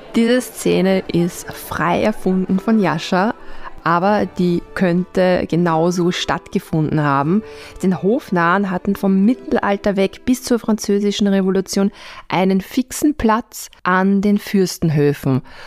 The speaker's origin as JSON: {"language": "German", "region": "Vienna", "country": "Austria", "said": "als Wiener"}